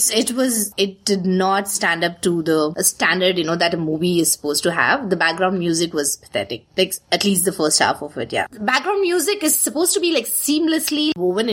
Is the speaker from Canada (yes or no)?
no; India; us being Indian